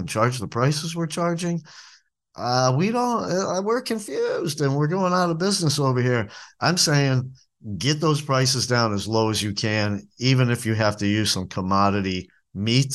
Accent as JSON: {"language": "English", "region": "New England", "country": "United States", "tie": "born or raised there", "moved": "yes", "said": "the diner food that I grew up eating in New England"}